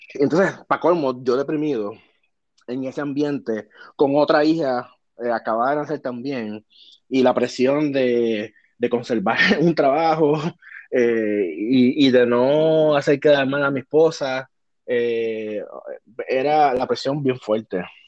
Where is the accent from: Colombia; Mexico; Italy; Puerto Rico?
Puerto Rico; moved away as an adult; now in United States; yo soy súper puertorriqueño, súper boricua